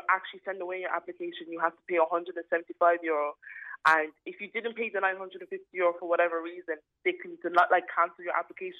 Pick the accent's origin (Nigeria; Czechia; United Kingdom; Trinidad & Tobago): Nigeria; My stepmother, who's Irish, never let me forget about it, that I am Nigerian at the end of the day. And even though I have a Nigerian passport and I will have an Irish passport, I am an Irish citizen